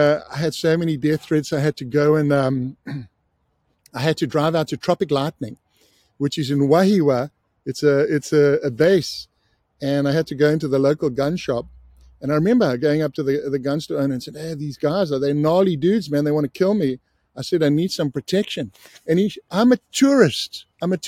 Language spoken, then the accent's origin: English; South Africa; I grew up in South Africa, I was 16